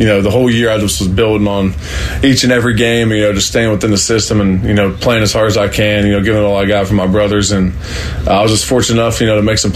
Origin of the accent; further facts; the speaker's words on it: Central Ohio, United States; I grew up 15 minutes down the road